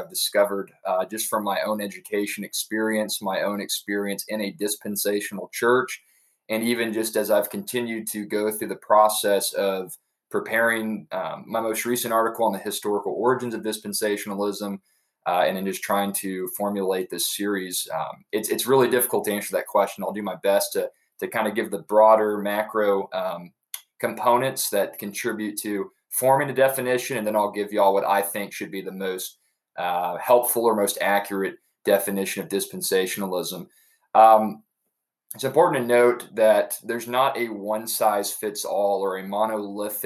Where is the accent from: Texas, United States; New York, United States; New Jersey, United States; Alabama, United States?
Texas, United States; Dallas; also born or lived in Amarillo, Texas; now in Edna, United States; I'm a native Texan. I was born in Amarillo, raised in Dallas, Fort Worth, and have been here literally my entire life